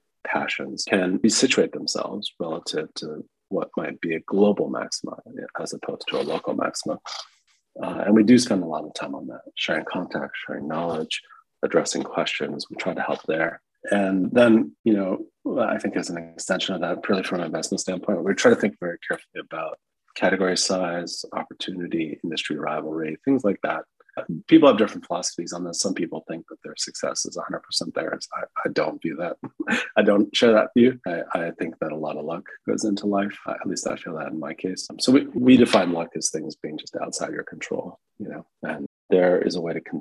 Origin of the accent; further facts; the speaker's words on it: United States; I'm American